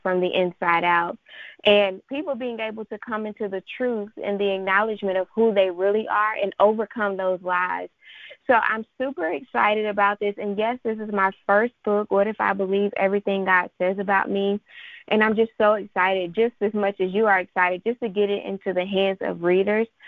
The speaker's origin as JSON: {"language": "English", "town": "Charlotte", "region": "North Carolina", "country": "United States", "said": "I am from Charlotte, North Carolina"}